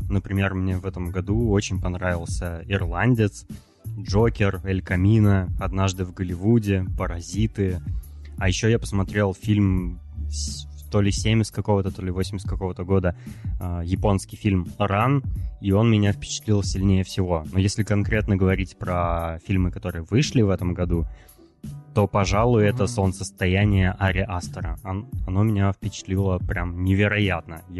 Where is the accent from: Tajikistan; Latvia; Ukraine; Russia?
Russia; Я как среднестатистический россиянин сейчас, да, абсолютно верно.